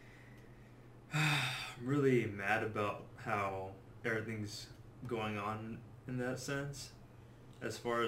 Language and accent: English; United States; as an American